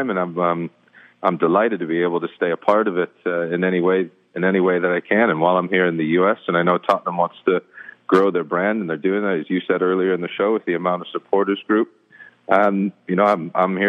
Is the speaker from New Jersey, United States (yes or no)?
no; Ohio, United States; moved away as an adult; I was from Ohio